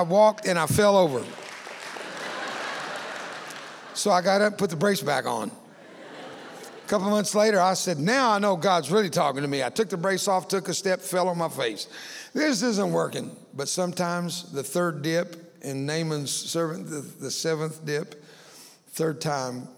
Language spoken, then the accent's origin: English; Cuero, Texas, United States; also born or lived in Fort Worth, Texas; several thousand students in a little town called Cuero, Texas, where I grew up